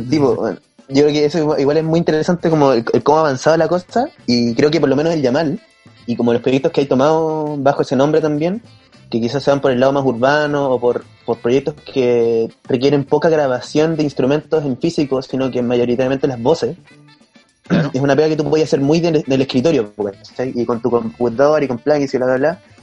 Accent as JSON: {"language": "Spanish", "town": "Valdivia", "region": "Los Ríos", "country": "Chile", "moved": "yes", "said": "yo soy de Valdivia."}